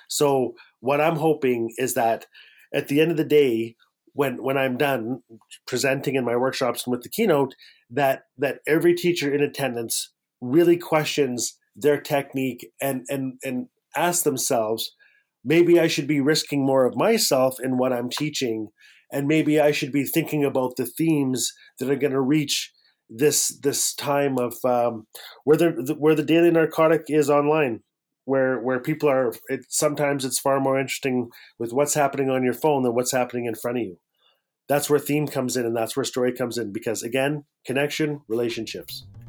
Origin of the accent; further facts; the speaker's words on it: Fort Smith, Northwest Territories, Canada; growing up in Fort Smith in the Northwest Territories